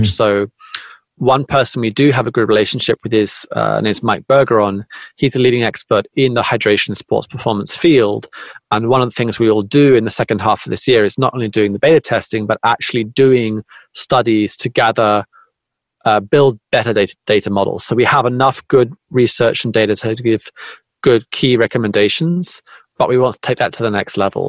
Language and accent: English; United Kingdom; moved away as an adult; now in Tokyo, Japan; I'm originally from Britain. I live in Japan.